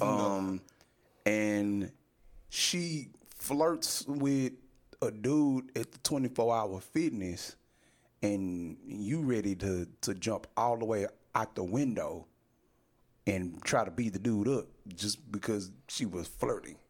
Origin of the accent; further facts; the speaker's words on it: Texas, United States; I'm a fucking U.S. citizen born and raised in Texas.